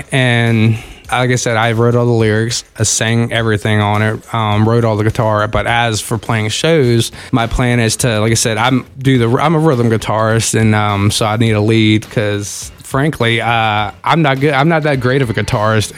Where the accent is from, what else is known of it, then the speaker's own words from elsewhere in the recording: Front Royal, Virginia, United States; also born or lived in Manassas, Virginia; now in Woodstock, United States; Moved there when I was 5 to Front Royal, and that's where I grew up